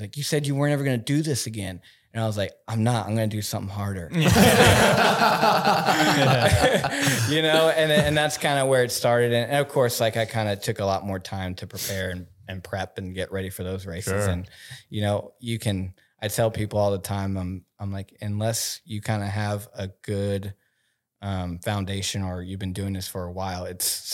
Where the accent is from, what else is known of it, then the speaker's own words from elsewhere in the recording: Oklahoma, United States; moved away; I'm from Oklahoma